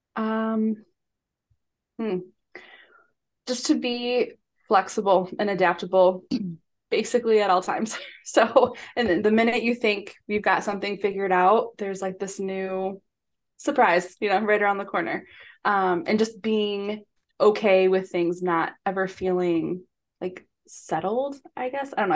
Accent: Michigan, United States; now in Chicago, United States; We're from Michigan

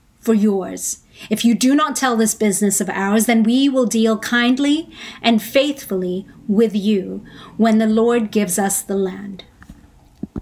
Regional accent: Hong Kong; moved away as an adult; also born or lived in Philippines; now in United States; I was born in Hong Kong

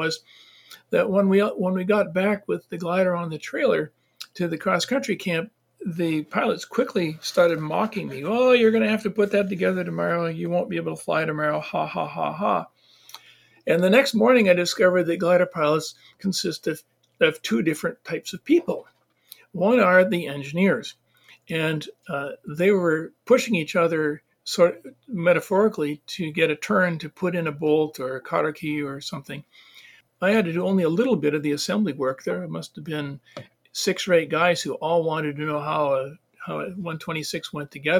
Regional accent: northern Wisconsin, United States; I have very little experience outside of my hometown

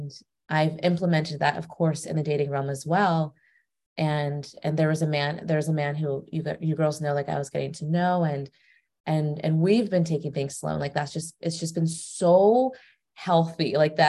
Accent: California, United States; now in Naples, United States; So I'm originally from California, but I moved to Naples, Florida. So that's where I'm at right now. And I'm 27.

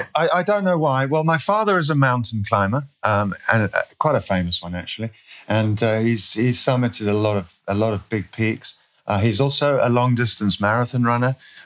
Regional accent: Eswatini; I'm from Eswatini. If people don't know where that is, it was formerly Swaziland in Southern Africa, and that's been changed now.

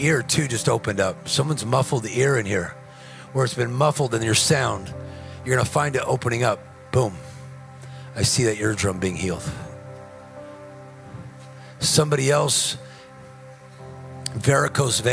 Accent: Whittier, California, United States; I grew up around Whittier

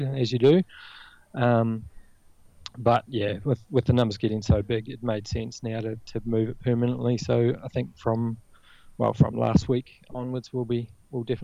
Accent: New Zealand; now in Australia; I don't know if you picked up the accent, but I'm originally from New Zealand

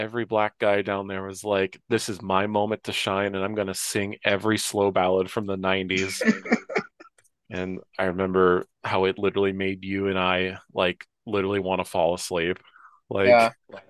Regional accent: Ohio, United States; now in North Carolina, United States; Yeah, I'm from Ohio

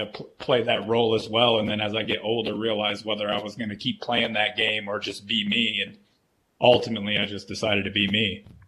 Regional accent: Flint, Michigan, United States; I was born in Flint, Michigan

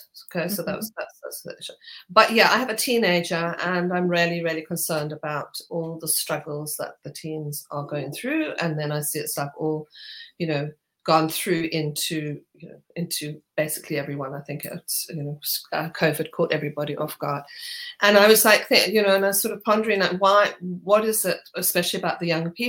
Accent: Zimbabwe; moved away as an adult; now in United Kingdom; from Zimbabwe

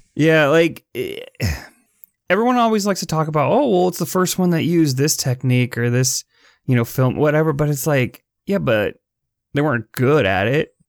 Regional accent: Chicago, Illinois, United States; the Chicago Tribune, my hometown paper

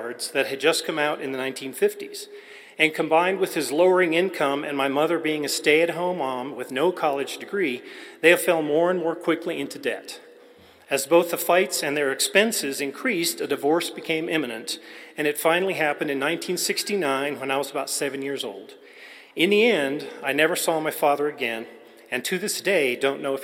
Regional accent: El Paso, Texas, United States; I was born in El Paso, Texas in 1962, so I'm at the very tail end of the baby boomers.

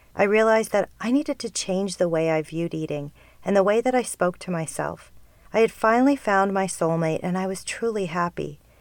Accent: Canada; being Canadian

